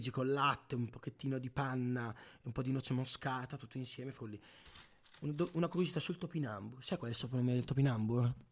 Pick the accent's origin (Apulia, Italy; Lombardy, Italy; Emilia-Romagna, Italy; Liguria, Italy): Emilia-Romagna, Italy; Io poi vengo dalla Romagna. Oh, a me la cipolla si mangia cruda nell'insalata.